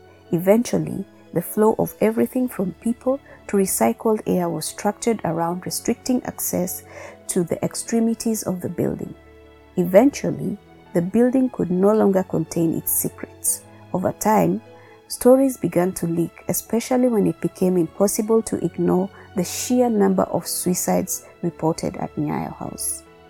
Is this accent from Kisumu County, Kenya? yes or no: no; Nairobi, Kenya; Growing up in Nairobi in the 1990s, I remember being advised to walk past the building quickly in case a body was falling.